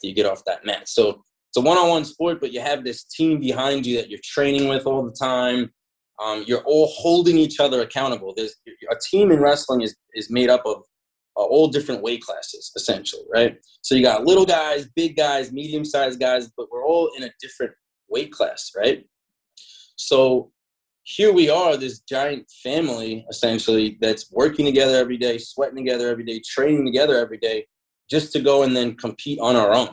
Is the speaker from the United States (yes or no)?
yes; Long Island, New York, United States; growing up in Long Island, it's a huge melting pot.